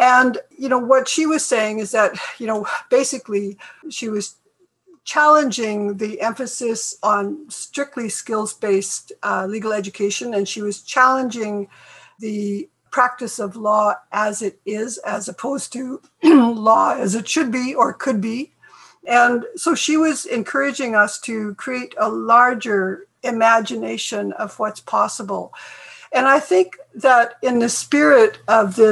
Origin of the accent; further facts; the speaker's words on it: Northeast British Columbia, Canada; I'm from Saulteaux First Nation, which is in Treaty 8 territory in Northeast British Columbia